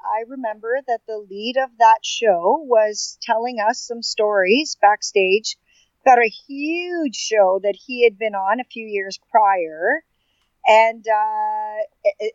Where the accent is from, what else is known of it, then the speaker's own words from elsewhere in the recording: Canada; growing up in Canada, I had all first cousins were all boys